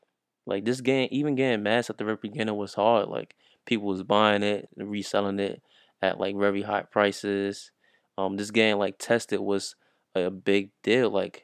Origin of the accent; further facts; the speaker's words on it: New York, United States; But since I'm from New York, I wanted to share my perspective.